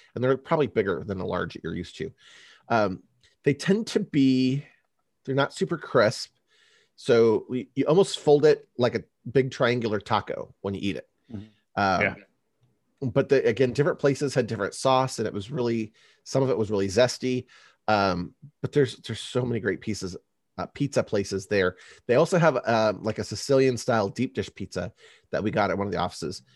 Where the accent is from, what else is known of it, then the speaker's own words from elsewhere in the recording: California, United States; now in Chicago, United States; I grew up in California